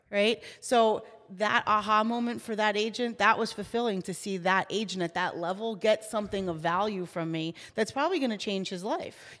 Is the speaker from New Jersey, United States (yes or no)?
yes; New Jersey, United States; I am from New Jersey, born and raised, Jersey